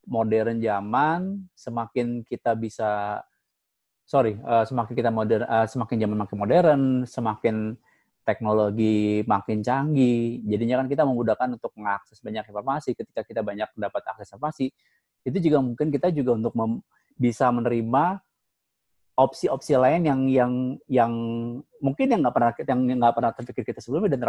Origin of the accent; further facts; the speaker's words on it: Java, Indonesia; oh iya kita tuh harus pakai budaya karena kita tuh orang Jawa